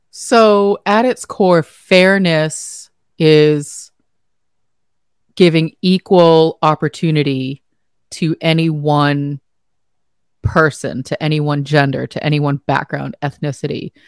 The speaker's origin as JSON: {"language": "English", "country": "United States", "said": "as an American"}